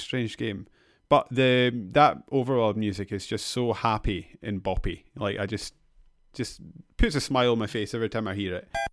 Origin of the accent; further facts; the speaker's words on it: Edinburgh, Scotland, United Kingdom; my hometown Edinburgh